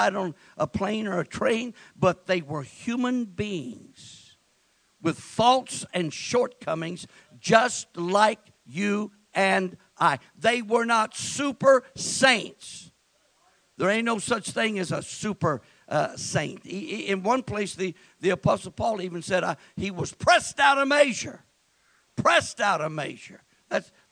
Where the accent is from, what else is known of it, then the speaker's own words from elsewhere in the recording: West Texas, United States; I was born and raised in West Texas in my formative years